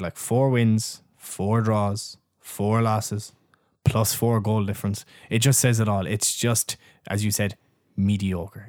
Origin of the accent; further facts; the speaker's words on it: Ireland; we're Irish